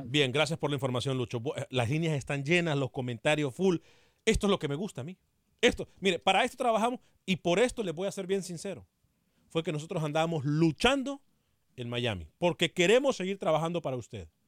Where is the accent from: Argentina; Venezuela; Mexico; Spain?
Mexico; Yo como mexicano opino que México debería de irse a la Comebol.